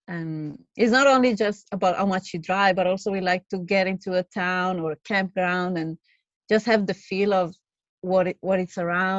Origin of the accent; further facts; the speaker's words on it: Italy; moved away as an adult; now in Australia; I'm from Italy. Yeah, living here in Australia for the past 7 years, actually eight this year.